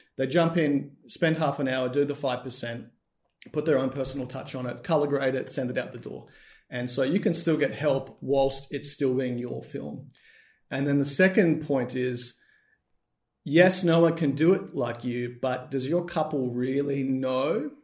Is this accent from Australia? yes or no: yes; Australia; We're both Australian.